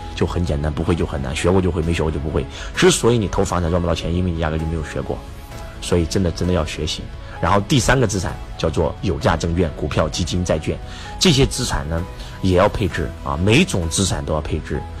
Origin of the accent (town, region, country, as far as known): China